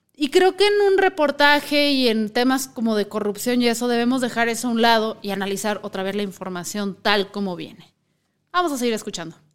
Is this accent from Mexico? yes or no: yes; Mexico; no hay que chuparnos el dedo como mexicanos